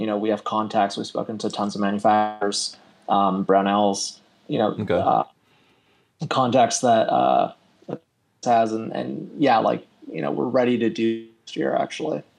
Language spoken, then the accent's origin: English; Canada; also born or lived in Toronto; I'm in Toronto. Uh, I am Canadian